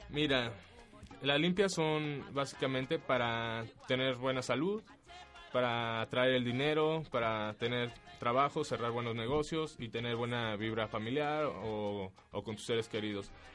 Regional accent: Mexico; moved away; mi país

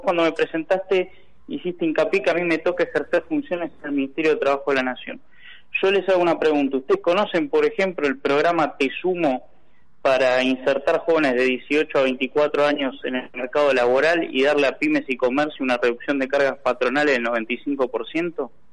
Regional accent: Buenos Aires Province, Argentina; Como bonaerense

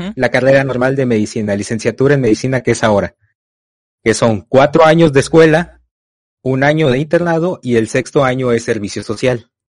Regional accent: Tamaulipas, Mexico; Yo soy de México, Tamaulipas.

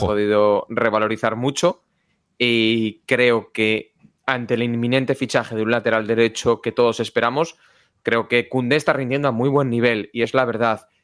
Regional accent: Galicia, Spain; moved away; also born or lived in Valladolid; como buen gallego afincado que soy

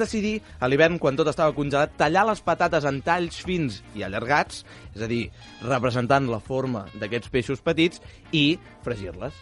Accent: Terrassa, Catalonia, Spain; jo vaig néixer a Terrassa

